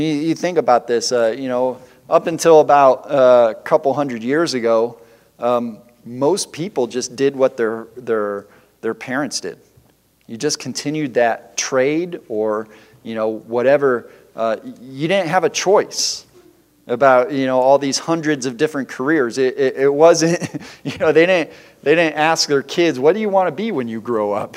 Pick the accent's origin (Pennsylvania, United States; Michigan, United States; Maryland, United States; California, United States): Michigan, United States; Detroit; I grew up in the Detroit area where there's lots of factories